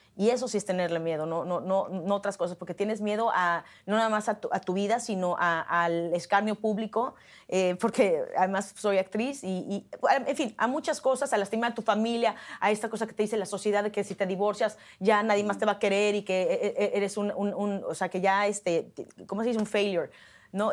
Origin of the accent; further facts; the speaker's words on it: Mexico; now in Hollywood, United States; como mexicana